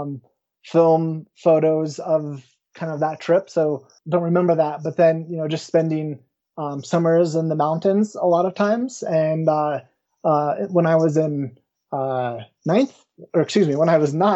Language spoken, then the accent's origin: English; Woodland Park, Colorado, United States; also born or lived in Florissant, Colorado; I grew up in the small town of Woodland Park, not too far from where I currently live.